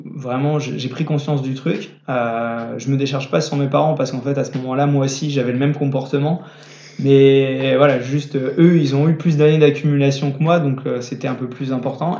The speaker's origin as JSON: {"language": "French", "town": "Niort", "region": "Nouvelle-Aquitaine", "country": "France", "said": "je suis d'origine de Niort"}